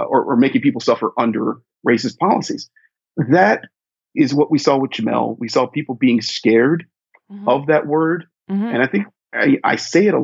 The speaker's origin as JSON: {"language": "English", "region": "Ohio", "country": "United States", "tie": "born or raised there", "said": "as a kid growing up in Ohio"}